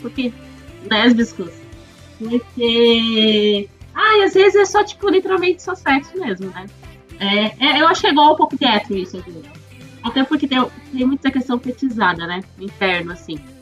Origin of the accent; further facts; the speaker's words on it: Florianópolis, Santa Catarina, Brazil; eu sou aqui de Floripa